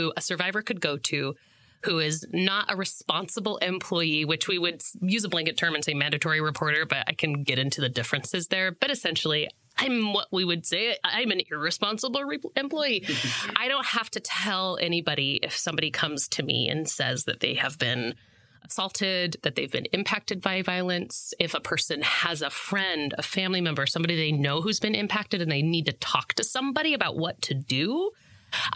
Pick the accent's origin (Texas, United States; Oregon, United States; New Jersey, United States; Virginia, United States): Oregon, United States; Monmouth; moved away as an adult; also born or lived in New York / Chicago / Colorado / Washington; I grew up in Monmouth for the folks at home, which is 25 miles north of Corvallis.